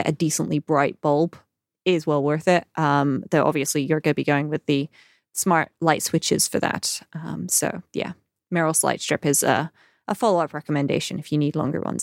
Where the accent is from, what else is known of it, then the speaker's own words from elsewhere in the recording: United Kingdom; we're British